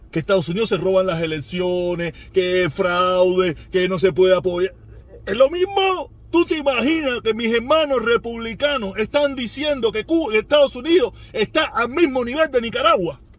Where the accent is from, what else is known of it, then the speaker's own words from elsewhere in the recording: Pinar del Río, Cuba; sabes que se lo he dicho, yo soy pinareño, yo reacciono tres, cuatro días después.